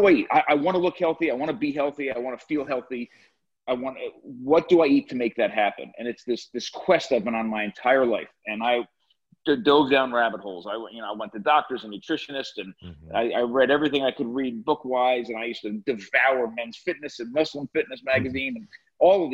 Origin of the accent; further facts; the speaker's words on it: New Jersey, United States; I grew up in New Jersey in the suburbs of New York City